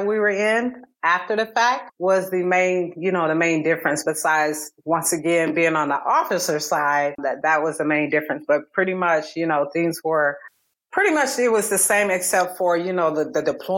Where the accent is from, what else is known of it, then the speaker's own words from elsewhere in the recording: Columbus, Georgia, United States; moved away as an adult; also born or lived in Alabama / South Carolina; I'm originally from Georgia. So I was an hour and a half away from family in Columbus